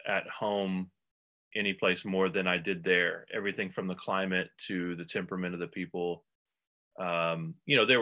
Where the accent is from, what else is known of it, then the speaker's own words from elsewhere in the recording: Texas, United States; moved away as an adult; also born or lived in Houston / Nashville / Vermont; now in Kansas City, United States; I grew up in Texas.